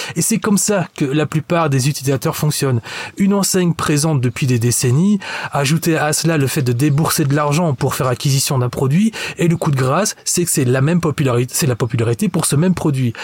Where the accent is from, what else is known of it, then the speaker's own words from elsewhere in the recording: Belgium; en tant que bon belge qui se respecte